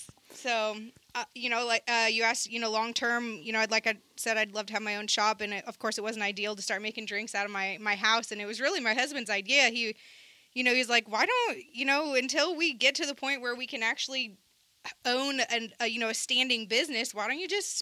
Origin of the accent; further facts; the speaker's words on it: Seattle, Washington, United States; moved away; even though I'm from Seattle, I'm from the suburbs